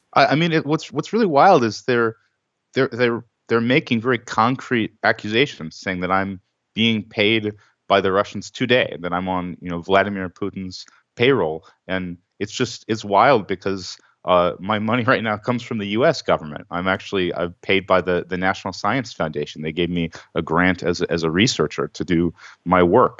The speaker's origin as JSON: {"language": "English", "town": "Los Angeles", "region": "California", "country": "United States", "said": "I'm from, uh, Los Angeles"}